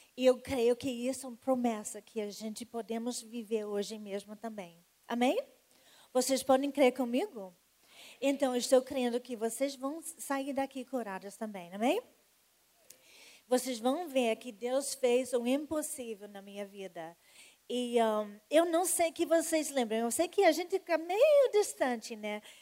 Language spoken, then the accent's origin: Portuguese; United States; Portuguese is a second language; now in Rio de Janeiro, Brazil; pelo sotaque, vocês já sabem que eu não sou das gema, não, né? É, realmente, eu sou americana